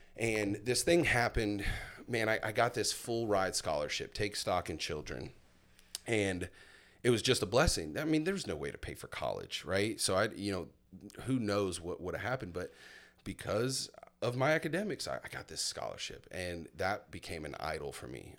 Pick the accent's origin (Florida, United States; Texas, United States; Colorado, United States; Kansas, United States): Florida, United States; Milton; also born or lived in Fort Myers, Florida; at the age of seven, I moved to a little place called Milton, Florida